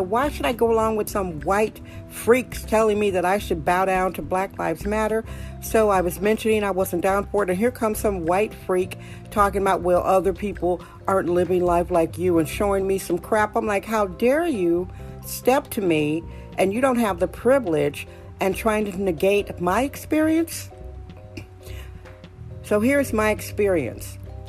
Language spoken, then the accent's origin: English; Milwaukee, Wisconsin, United States; moved away as an adult; now in San Francisco, United States; born in Wisconsin, and I now live in San Francisco, California. That's correct. I was born in Milwaukee, Wisconsin. I was born, raised, and educated there.